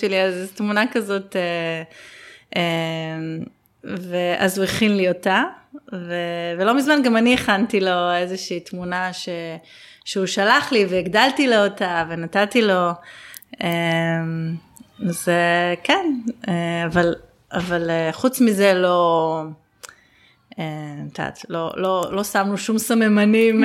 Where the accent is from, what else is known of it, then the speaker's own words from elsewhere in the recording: Ginosar, Northern District, Israel; אצלנו בקיבוץ גנוסר, הקיבוץ שבו אבא שלי אה, חי את רוב שנותיו וגם אני נולדתי בו וגדלתי בו